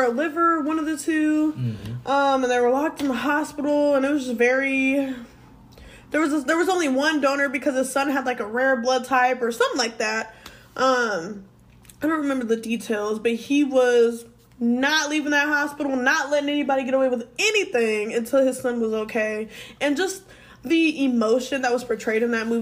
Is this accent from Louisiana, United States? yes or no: no; Washington, United States; moved away; my home state for my birthday. We're going to Washington